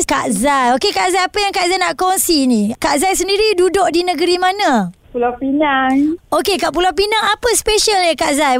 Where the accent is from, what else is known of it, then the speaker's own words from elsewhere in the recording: Malaysia; kita sebagai rakyat Malaysia